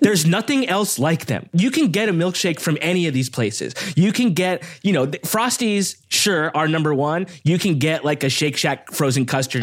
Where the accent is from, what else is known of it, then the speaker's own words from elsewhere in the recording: Downey, California, United States; also born or lived in Lakewood / Long Beach; I grew up in Downey